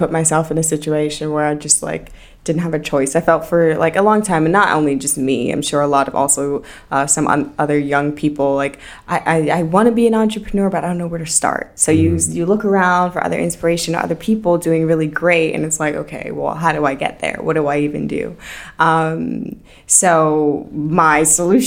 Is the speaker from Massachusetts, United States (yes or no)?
no; New York City, New York, United States; moved away as an adult; also born or lived in Manhattan / Brooklyn; now in Amsterdam, Netherlands; I'm born and raised in Queens, New York